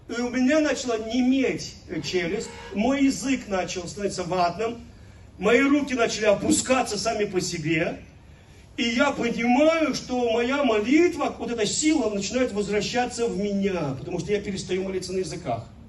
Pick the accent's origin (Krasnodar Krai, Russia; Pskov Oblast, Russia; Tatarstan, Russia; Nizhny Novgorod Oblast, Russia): Pskov Oblast, Russia; Velikiye Luki; moved away; also born or lived in Kyrgyzstan; мой родной город